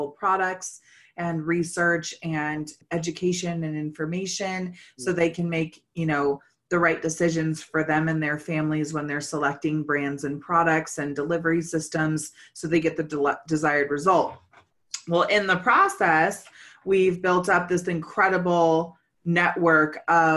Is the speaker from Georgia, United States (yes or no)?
no; California, United States; I'm originally from California too